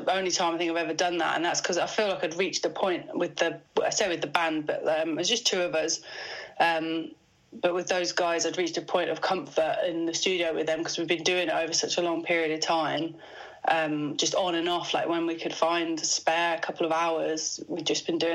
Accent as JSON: {"language": "English", "region": "Midlands", "country": "United Kingdom", "said": "I've dropped my T's because I'm from the Midlands"}